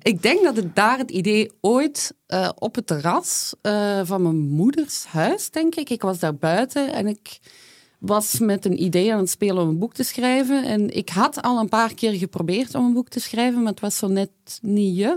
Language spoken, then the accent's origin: Dutch; Flanders, Belgium; kom ik uiteraard uit Vlaanderen.